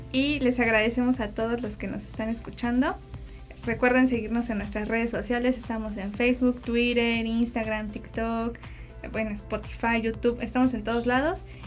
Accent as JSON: {"language": "Spanish", "region": "Puebla", "country": "Mexico", "said": "yo soy acá de Puebla"}